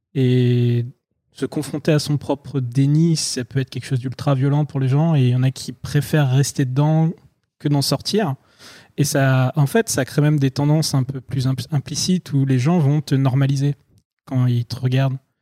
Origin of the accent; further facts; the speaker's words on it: France; moi qui suis français